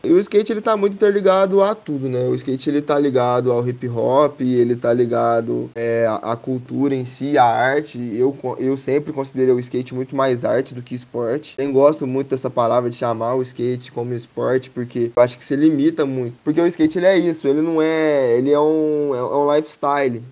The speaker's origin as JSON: {"language": "Portuguese", "town": "Três Pontas", "region": "Minas Gerais", "country": "Brazil", "tie": "born or raised there", "moved": "yes", "lives_now": "Lavras, Brazil", "said": "eu sou de Três Pontas, natural de Três Pontas, atualmente eu moro em Lavras"}